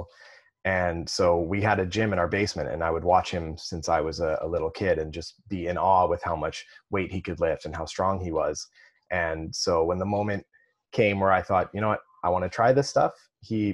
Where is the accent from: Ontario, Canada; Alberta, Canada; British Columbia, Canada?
British Columbia, Canada; Kelowna; also born or lived in North Vancouver; I grew up in Kelowna